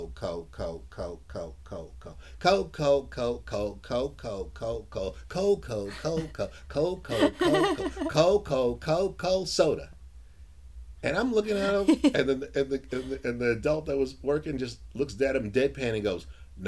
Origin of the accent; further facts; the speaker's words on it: New York City, New York, United States; I grew up in Harlem